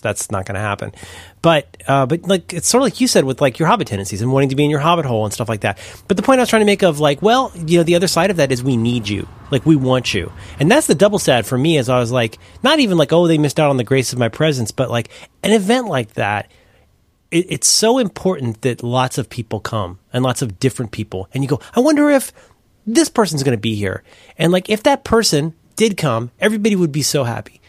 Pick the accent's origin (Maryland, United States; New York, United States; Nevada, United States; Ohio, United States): Ohio, United States; Cincinnati; I'm from Cincinnati, Ohio